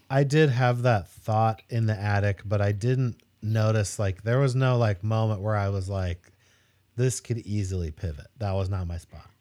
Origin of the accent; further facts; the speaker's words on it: Spokane, Washington, United States; also born or lived in Eugene, Oregon; I was born in Eugene, but I grew up in Spokane, Washington